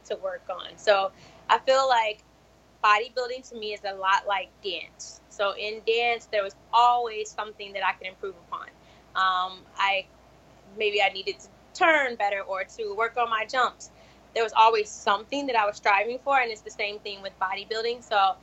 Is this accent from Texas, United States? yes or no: no; Jacksonville, Florida, United States; moved away as an adult; now in Chicago, United States; I'm from Jacksonville, Florida